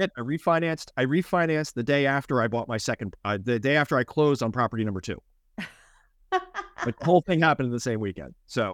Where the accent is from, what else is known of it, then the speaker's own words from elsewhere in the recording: Philadelphia, Pennsylvania, United States; moved away; But I'm from Philly